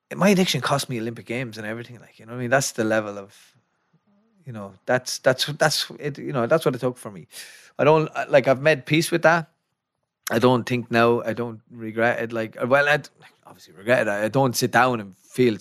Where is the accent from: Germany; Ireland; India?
Ireland; Athy, Leinster; I'm from Atai, County Kildare